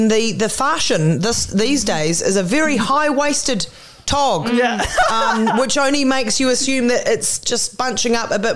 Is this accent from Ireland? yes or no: no; Christchurch, Canterbury, New Zealand; also born or lived in Auckland, New Zealand; I moved from Christchurch up to Auckland